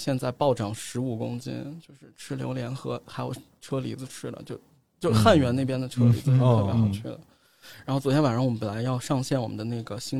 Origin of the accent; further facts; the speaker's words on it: Datong, Shanxi, China; also born or lived in Beijing; now in Chengdu, China; 就是土生土长的山西人